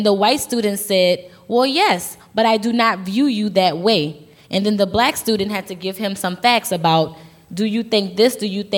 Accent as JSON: {"language": "English", "region": "the South", "country": "United States", "said": "I'm from the South, but I don't even think that it's something that's isolated to the South."}